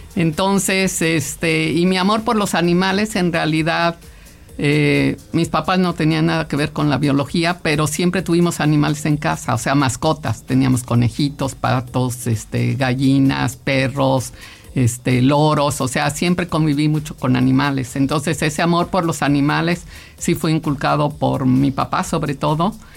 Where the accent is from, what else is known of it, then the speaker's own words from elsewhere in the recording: Mexico; also born or lived in Caracas, Venezuela; yo nací en Caracas, Venezuela, pero pues toda ah. mis papás emigrantes italianos llegaron a México en el 57, o sea, yo tenía cinco años